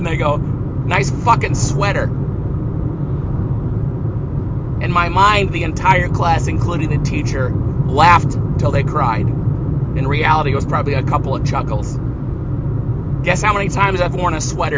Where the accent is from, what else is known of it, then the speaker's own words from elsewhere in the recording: Seattle, Washington, United States; my hometown baseball team